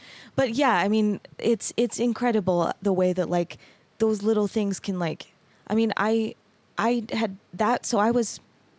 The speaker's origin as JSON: {"language": "English", "town": "Mesa", "region": "Arizona", "country": "United States", "tie": "born or raised there", "said": "I grew up in Arizona."}